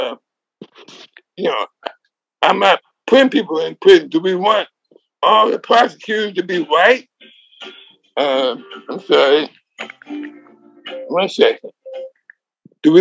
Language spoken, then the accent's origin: English; Oakland, California, United States; now in Los Angeles, United States; I live in Los Angeles, California, and was born and raised in Oakland. But I've been down in Southern California for the last 45 years.